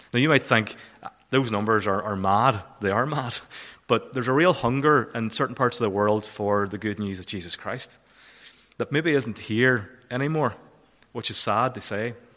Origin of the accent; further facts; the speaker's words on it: Kilfennan, Northern Ireland, United Kingdom; moved away; I'm originally from Kilfennan.